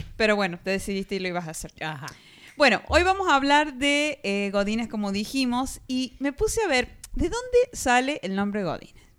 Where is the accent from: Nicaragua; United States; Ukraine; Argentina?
Argentina; de Argentina